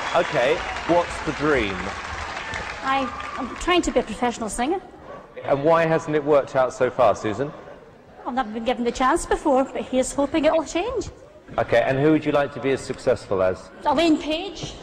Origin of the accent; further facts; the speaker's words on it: Blackburn, Scotland, United Kingdom; I am from Blackburn near Bathgate, West Lothian.